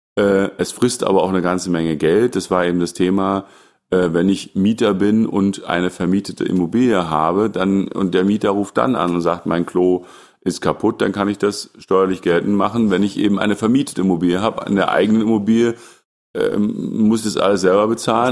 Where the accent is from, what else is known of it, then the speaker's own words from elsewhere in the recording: the East, East Germany, Germany; ich bin ja im Osten groß geworden